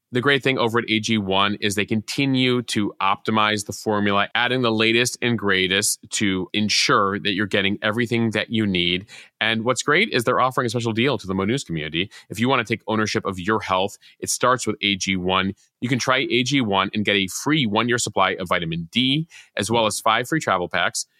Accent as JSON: {"language": "English", "town": "Chicago", "region": "Illinois", "country": "United States", "tie": "born or raised there", "said": "born and raised in the Chicago area"}